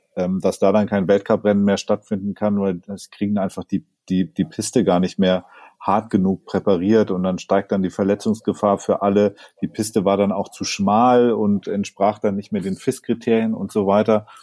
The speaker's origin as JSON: {"language": "German", "town": "Sonthofen", "region": "Bavaria", "country": "Germany", "tie": "born or raised there", "said": "in Sonthofen, meinem Heimatort, gibt es auch noch so einen ganz, ganz uralten Schlepplift, ähm, aus, an dem ich so als, als kleines Kind Skifahren gelernt habe"}